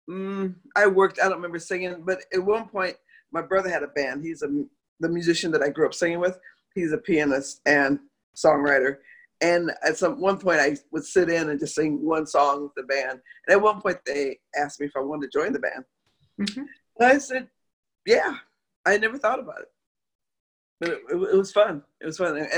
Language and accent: English; Moline, Illinois, United States; Moline, Illinois. It's about 180 miles southwest of Chicago.